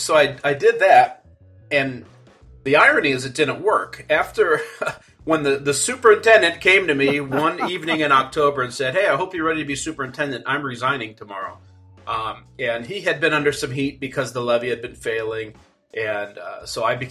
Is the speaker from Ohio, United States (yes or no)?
yes; Northeast Ohio, United States; I've been in Northeast Ohio all my life